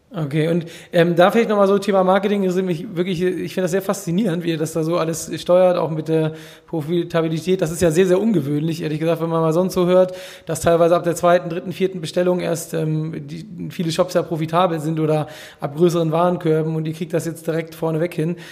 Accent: Hamburg, Germany; ich komme ja hier aus Hamburg

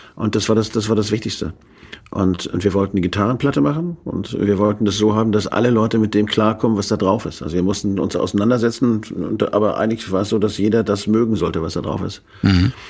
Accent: Hamburg, Germany; also born or lived in Flensburg; now in Schleswig-Holstein, Germany; Ich komme ja aus Hamburg, meine Mutter kommt aus Flensburg, da bin ich eigentlich geboren

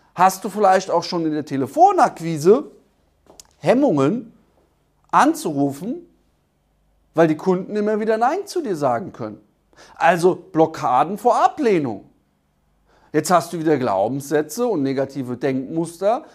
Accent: Germany; bei uns in Deutschland

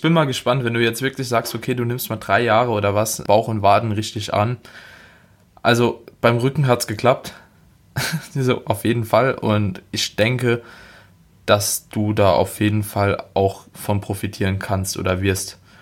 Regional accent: Germany; wir als Deutsche

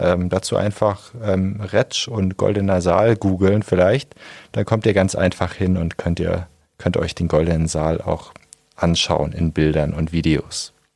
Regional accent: Germany; now in Augsburg, Germany; Ich komme auch nicht aus Augsburg, sondern vom Bodensee

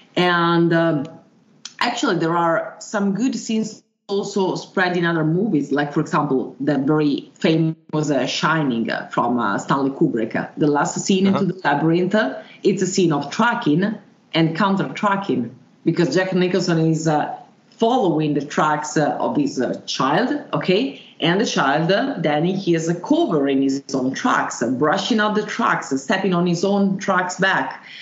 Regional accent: Italy; English is a second language; I was born in Italy. I got a remote uh, Slovenian origins and also remote German.

